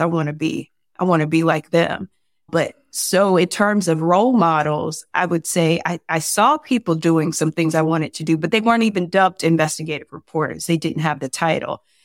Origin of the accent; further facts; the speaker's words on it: Fayetteville, North Carolina, United States; now in Atlanta, United States; Fort Bragg and Fayetteville, my, my hometown